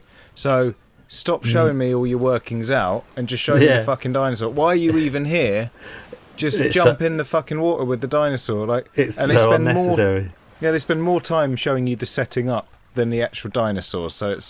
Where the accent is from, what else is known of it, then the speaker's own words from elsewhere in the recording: West Midlands, United Kingdom; I can say that because I'm from the West Midlands.